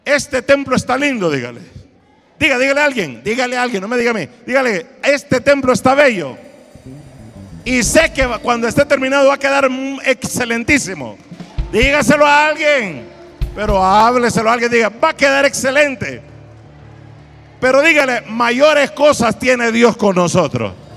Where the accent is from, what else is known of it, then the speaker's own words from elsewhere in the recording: Honduras; yo de Italia, ah no, perdón, de Honduras